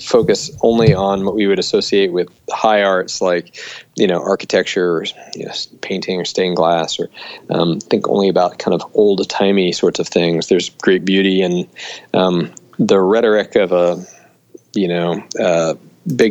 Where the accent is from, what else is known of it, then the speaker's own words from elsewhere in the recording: Melbourne, Florida, United States; also born or lived in St Andrews; my hometown of Melbourne, Florida